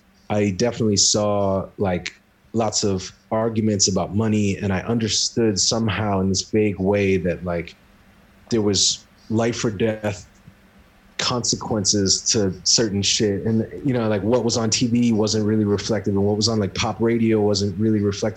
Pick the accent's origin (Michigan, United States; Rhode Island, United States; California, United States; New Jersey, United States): Rhode Island, United States; Esmond; I grew up in Esmond, Rhode Island, which is like outskirts of Providence.